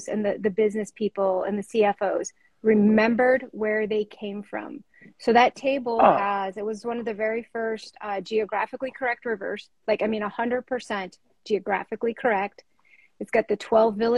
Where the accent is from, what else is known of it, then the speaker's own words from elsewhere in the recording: Alaska, United States; growing up in Alaska